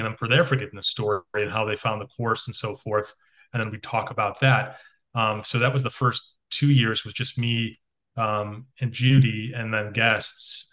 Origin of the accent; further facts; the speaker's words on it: Chicago, Illinois, United States; growing up in Chicago